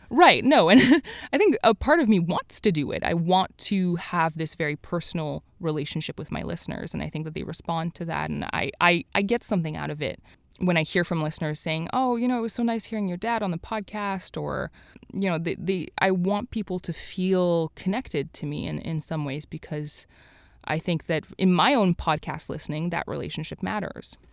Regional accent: Montreal, Quebec, Canada; I grew up in Montreal

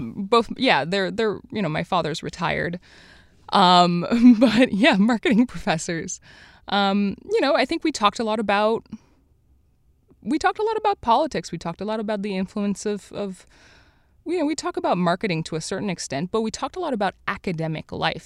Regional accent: Montreal, Quebec, Canada; I grew up in Montreal

